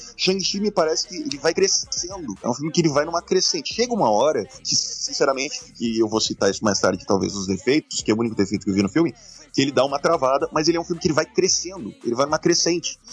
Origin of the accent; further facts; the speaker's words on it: Santa Catarina, Brazil; nascido e criado em Santa Catarina